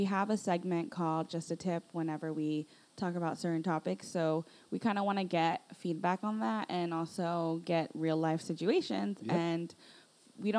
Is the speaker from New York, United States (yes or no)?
no; Los Angeles, California, United States; also born or lived in Northridge, Los Angeles; I was actually raised in Sylmar, in like the suburbs of Sylmar